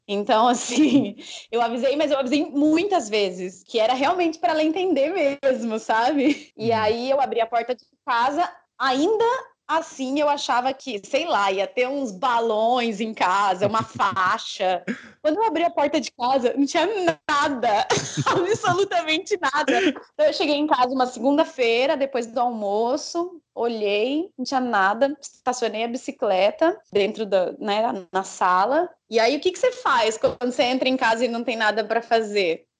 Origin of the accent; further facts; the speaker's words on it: Brazil; como brasileira